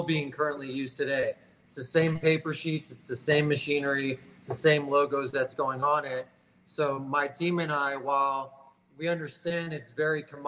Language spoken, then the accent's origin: English; Tampa, Florida, United States; now in Miami Beach, United States; I grew up in Tampa